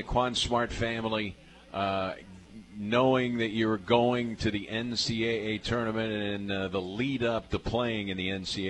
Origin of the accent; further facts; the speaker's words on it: Macomb, Illinois, United States; I'm from Macomb, Illinois, so I'm about 3.5 hours from Chicago. I know all about Chicago winters.